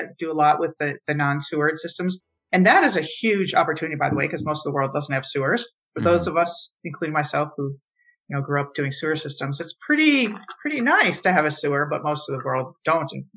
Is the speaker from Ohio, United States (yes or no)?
no; Michigan, United States; I grew up in Michigan taking water for granted